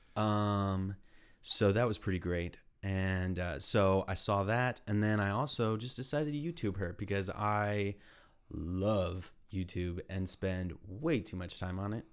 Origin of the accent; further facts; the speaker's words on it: Texas, United States; moved away as an adult; also born or lived in Austin; now in Ohio, United States; I'm from Texas.